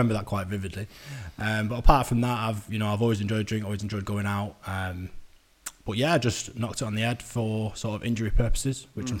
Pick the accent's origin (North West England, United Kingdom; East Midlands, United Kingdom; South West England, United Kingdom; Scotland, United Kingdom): North West England, United Kingdom; Manchester